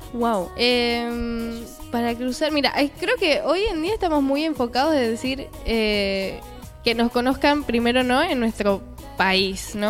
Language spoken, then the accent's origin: Spanish; Buenos Aires, Argentina; soy bien porteña